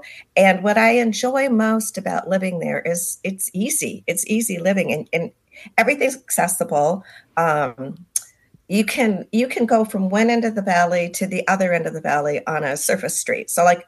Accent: Southern California, United States; moved away as an adult; also born or lived in Park City, Utah; I grew up in Southern California, born and raised.

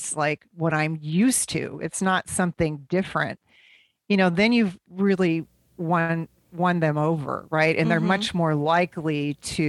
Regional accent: Midwest, United States; growing up in the Midwest

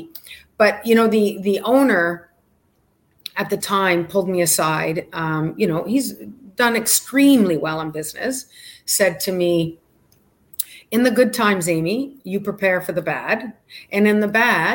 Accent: Canada; moved away as an adult; also born or lived in Calgary; now in Miami Beach, United States; I'm Canadian

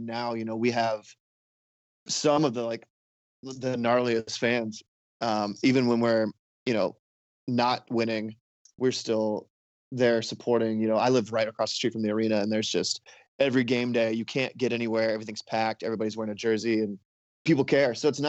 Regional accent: Ohio, United States; Being from the Midwest, you know, I grew up in Ohio and hockey was not a thing.

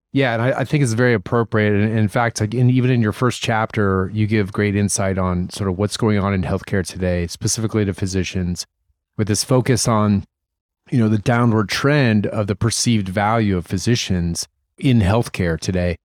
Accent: Columbus, Ohio, United States; moved away; I'm from Columbus

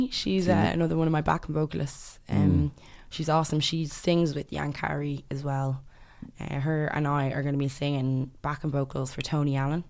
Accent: Ireland; born or raised there; first language English; also born or lived in London / The Gambia / Sierra Leone

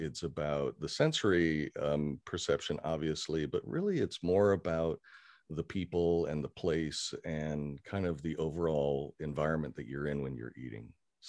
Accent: Kenya; also born or lived in Syracuse, United States; I was born in Syracuse, New York, and lived there only for a couple of years. Don't remember it very well. And when I was very young, my father was an educator and also an administrator with the Peace Corps. And we moved to Kenya in East Africa in the 60s.

